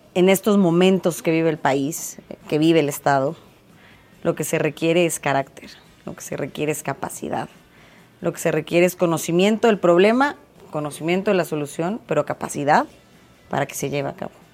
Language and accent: Spanish; State of Mexico, Mexico; los mexiquenses somos mexicanos dos veces